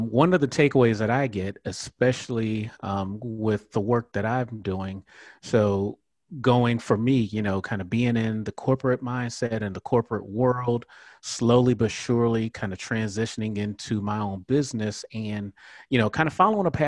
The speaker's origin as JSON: {"language": "English", "town": "Miami", "region": "Florida", "country": "United States", "tie": "born or raised there", "moved": "yes", "said": "I am from Miami, born and raised."}